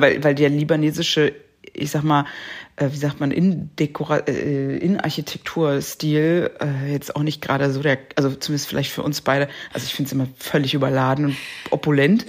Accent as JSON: {"language": "German", "country": "Germany", "said": "bei uns in Deutschland"}